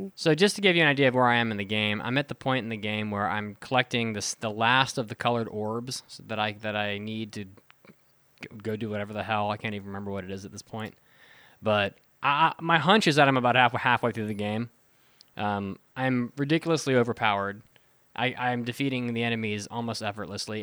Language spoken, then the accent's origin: English; West Virginia, United States; moved away; I grew up in, in West Virginia